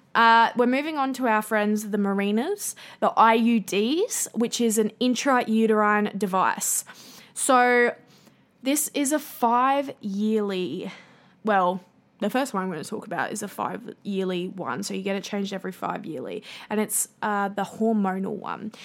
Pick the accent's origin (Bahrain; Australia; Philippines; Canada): Australia; accent: bogan Australian; my bogan Australian accent